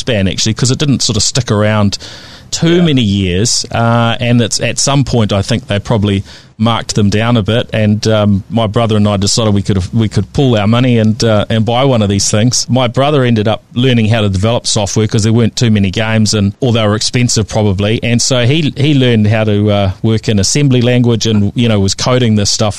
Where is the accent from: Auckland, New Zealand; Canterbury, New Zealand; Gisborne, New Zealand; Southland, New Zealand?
Canterbury, New Zealand; Christchurch; growing up in Riccarton in Christchurch